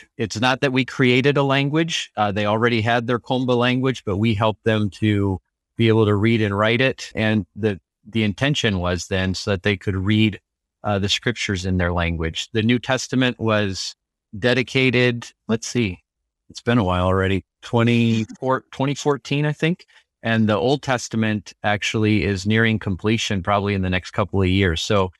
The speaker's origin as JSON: {"language": "English", "country": "Liberia", "tie": "born or raised there", "moved": "as an adult", "lives_now": "United States", "said": "I say returned. I was born and raised in Liberia. So coming to the United States for college was actually kind of like going to a new country."}